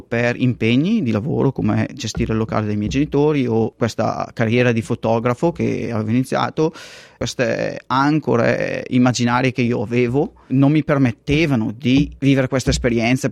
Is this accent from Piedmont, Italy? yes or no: no; Castenedolo, Lombardy, Italy; moved away as an adult; now in Perth, Australia; andare via dal posto da dove io sono cresciuto